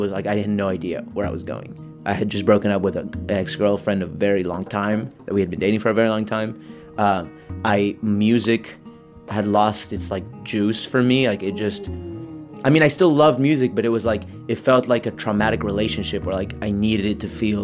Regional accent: San Diego, California, United States; moved away as an adult; also born or lived in Mexico City, Mexico; now in Tijuana, Mexico; I was born in Mexico City, grew up in San Diego

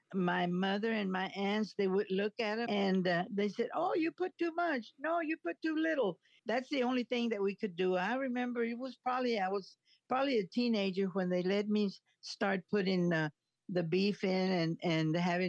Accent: San Diego, Texas, United States; born there; I was born in San Diego, Texas. It's about 10 or 15 miles outside Alice, Texas, going toward Laredo.

